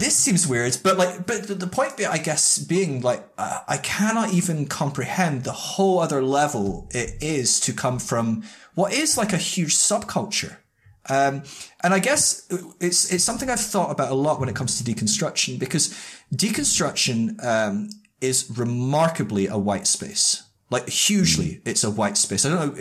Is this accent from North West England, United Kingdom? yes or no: no; Scotland, United Kingdom; also born or lived in Northern California; And I'm from the UK, and we've got quite a bit of diversity, but I'm Scottish